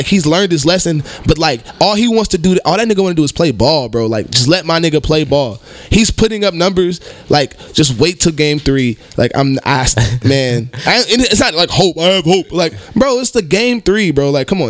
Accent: Ohio, United States; I'm from Ohio, bro. Like, I really am.

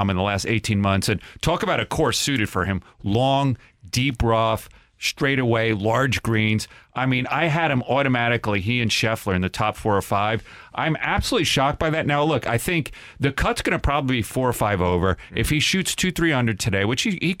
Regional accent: New York, United States; I'm a New Yorker.

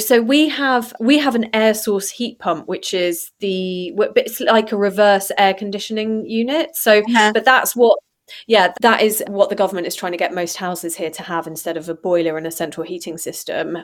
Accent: United Kingdom; also born or lived in Amsterdam, Netherlands / Farnham; now in Devon, United Kingdom; being British

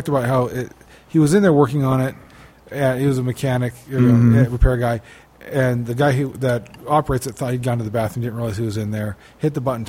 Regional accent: United States; I'm American.

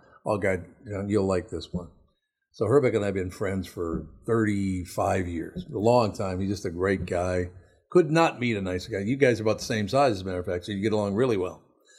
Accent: Minnesota, United States; It's a huge part of me being a Minnesotan. I love the Minnesota Twins.

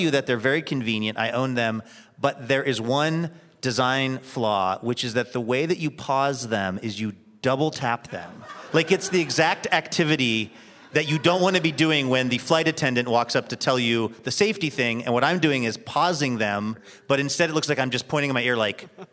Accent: Seattle, Washington, United States; my hometown of Seattle

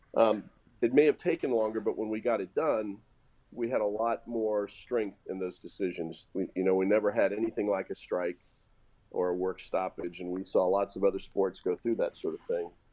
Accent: Indianapolis, Indiana, United States; in Indianapolis, my hometown

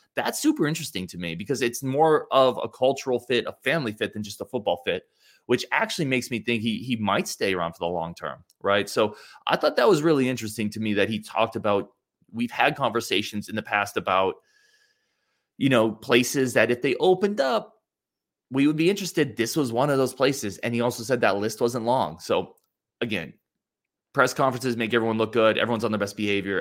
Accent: Cumberland, Wisconsin, United States; I grew up in Cumberland, Wisconsin, which is the island city

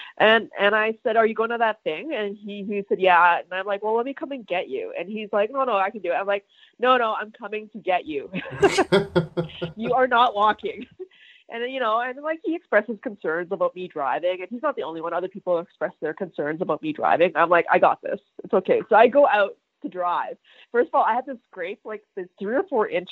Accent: Edmonton, Alberta, Canada; moved away; I'm originally from Edmonton

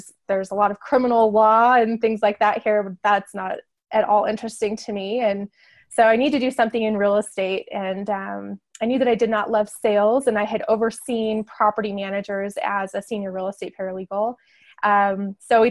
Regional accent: Northern Arizona, United States; also born or lived in San Diego; now in Farmington, United States; I grew up in Northern Arizona

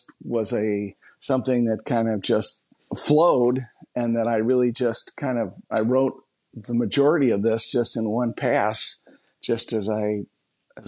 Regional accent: La Grange, Illinois, United States; I was born and raised in just the richest of soil of a wonderful little town outside of Chicago, LaGrange, Illinois

